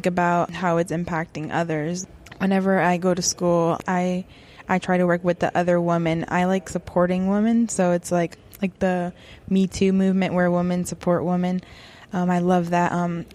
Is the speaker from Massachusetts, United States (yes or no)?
yes; Massachusetts, United States; now in Tampa, United States; I was born in Massachusetts. I live in Tampa, Florida